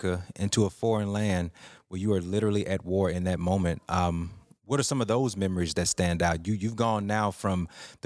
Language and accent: English; Port Gibson, Mississippi, United States; I grew up in Port Gibson, Mississippi, where driving to Vicksburg was a big deal